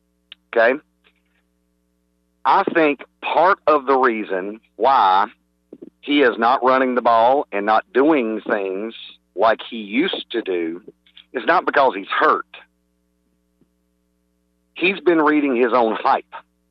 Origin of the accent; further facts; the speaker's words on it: Burlington, North Carolina, United States; now in Greenville, United States; I'm actually from Burlington.